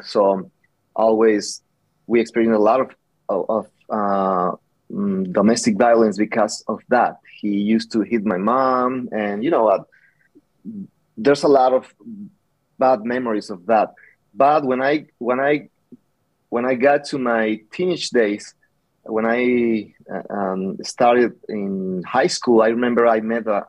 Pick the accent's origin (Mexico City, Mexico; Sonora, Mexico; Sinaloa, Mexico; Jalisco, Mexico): Sonora, Mexico; Nogales; now in Tucson, United States; I'm original from Nogales. And I grew up there